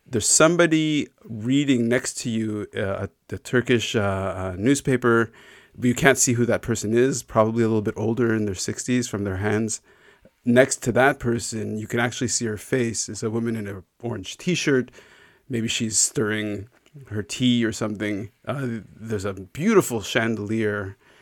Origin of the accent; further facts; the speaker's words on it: Canada; growing up in Canada to, I mean, my, my parents, uh, emigrated from Israel